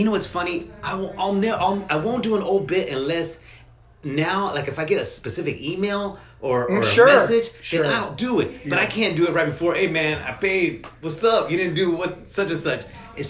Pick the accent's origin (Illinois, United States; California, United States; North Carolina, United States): California, United States; Modesto; people know I'm from Modesto, 209 through and through.